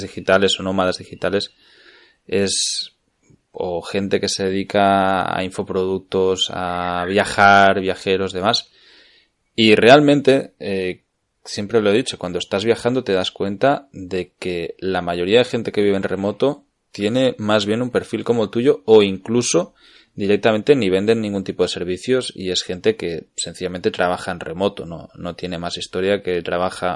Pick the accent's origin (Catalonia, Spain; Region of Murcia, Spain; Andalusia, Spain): Catalonia, Spain; Cardedeu; also born or lived in Barcelona; estaba en Cardedeo, en mi pueblo